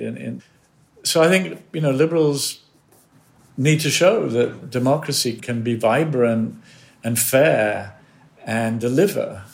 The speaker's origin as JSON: {"language": "English", "country": "United States", "said": "as an American"}